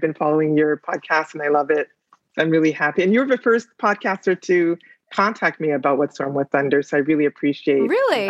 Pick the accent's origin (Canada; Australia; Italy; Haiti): Haiti; Port-au-Prince, Ouest; moved away; Yeah, I'm originally from Haiti. I'm from Port-au-Prince.